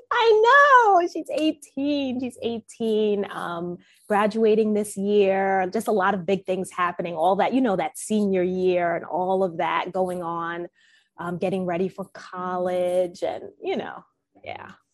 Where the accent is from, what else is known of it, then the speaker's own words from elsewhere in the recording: New York, United States; I'm from originally from New York